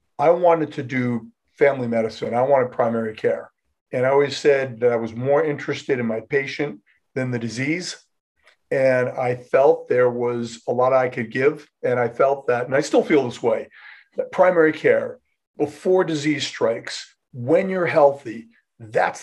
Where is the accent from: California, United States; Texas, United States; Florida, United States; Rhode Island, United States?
Rhode Island, United States; moved away as an adult; I'm from Rhode Island